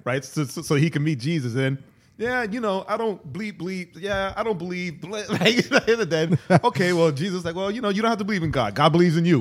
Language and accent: English; New York City, New York, United States; I'm from Queens